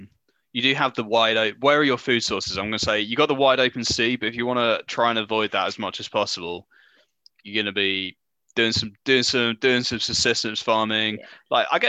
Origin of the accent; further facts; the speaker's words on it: United Kingdom; as a British person, I can't really speak other languages.